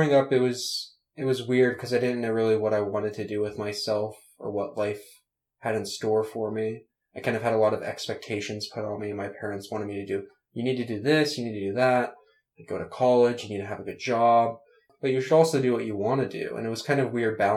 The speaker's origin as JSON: {"language": "English", "town": "Nashville", "region": "Tennessee", "country": "United States", "tie": "born or raised there", "said": "I was born in Nashville, Tennessee"}